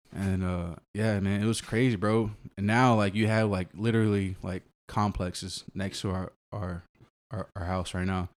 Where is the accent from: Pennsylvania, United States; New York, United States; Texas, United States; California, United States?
Texas, United States; Austin; born and raised Austin, uh, grew up in East Austin